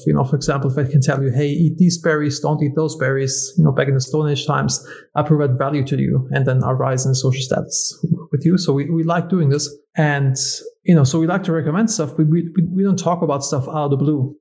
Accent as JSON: {"language": "English", "country": "Germany", "moved": "yes", "said": "I'm originally from Germany"}